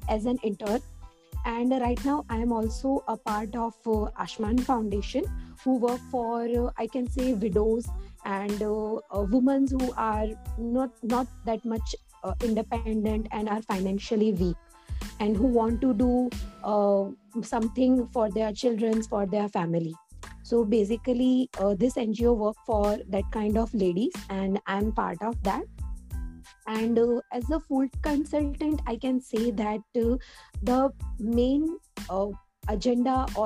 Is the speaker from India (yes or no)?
yes; Surat, Gujarat, India; from Surat, Gujarat